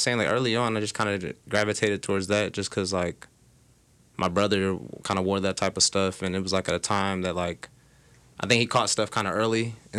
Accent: Indianapolis, Indiana, United States; I mean, I grew up in Indy. I'm from the west side, but, I have no family here. Like my mom's family's from Georgia, from Germany.

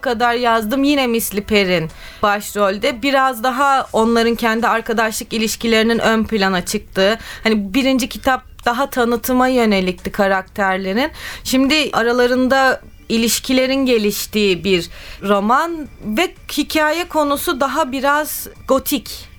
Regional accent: Istanbul, Turkey; ben doğma büyüme Kadıköylüyüm

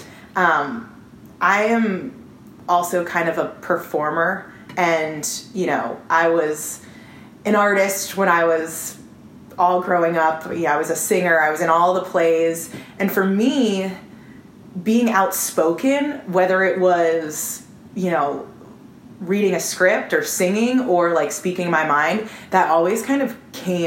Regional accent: Baltimore, Maryland, United States; moved away as an adult; now in Nashville, United States; I grew up in Baltimore

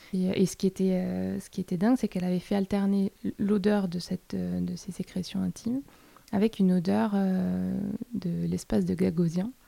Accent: Toulouse, Occitania, France; je viens de Toulouse

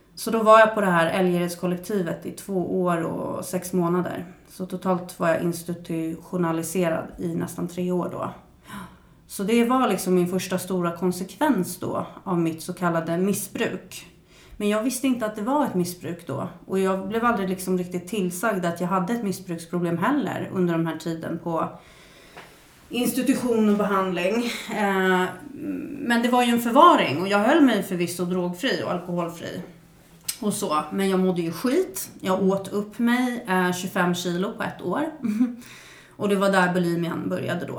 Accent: Stockholm, Stockholm County, Sweden; jag växte upp på Södermalm i Stockholm

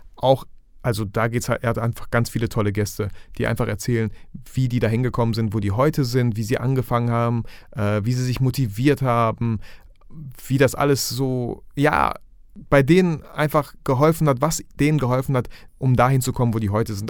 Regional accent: Germany; hier bei uns in Deutschland

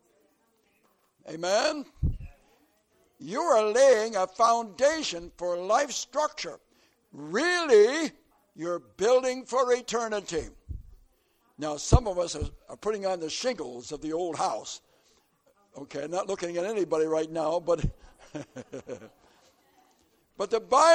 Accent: southern Florida, United States; And I come from way down in southern Florida, where it's warm and hot.

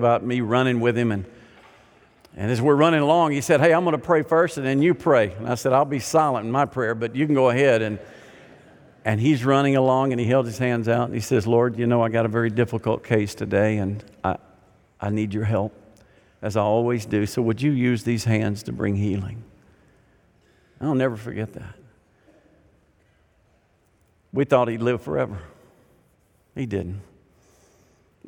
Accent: Arkansas, United States; I grew up in Arkansas

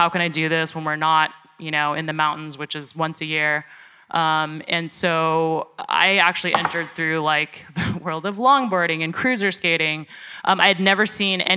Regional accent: Bay Area, California, United States; I grew up in the Bay Area in the suburbs

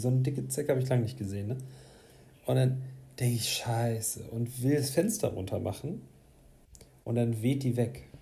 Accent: Hamburg, Germany; ich komm aus so einem Stadtteil, äh, aus Duvenstedt

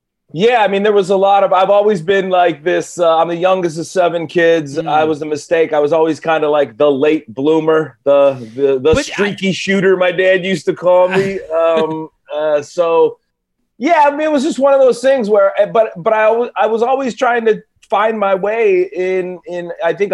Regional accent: Cleveland, Ohio, United States; now in California, United States; I'm from Cleveland

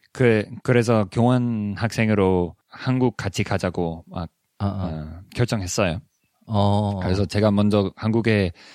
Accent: Silicon Valley, California, United States; Korean is a second language; 제가 실리콘밸리에서 자랐던 자라면서

